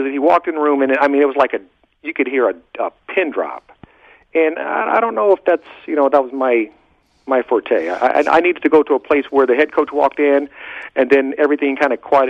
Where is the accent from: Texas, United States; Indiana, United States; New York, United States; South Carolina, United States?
Indiana, United States; Born and raised in Indiana.